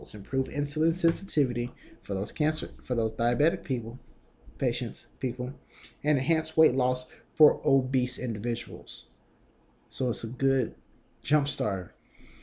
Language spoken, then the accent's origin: English; Texas, United States; I'm from Texas